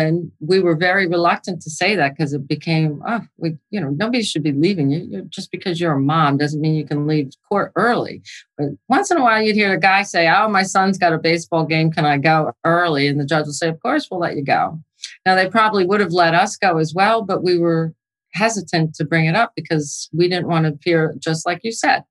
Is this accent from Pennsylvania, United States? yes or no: no; New York, United States; also born or lived in New Jersey; I'm from New York, actually, so I shouldn't call myself a Jersey girl. But I'm from the Northeast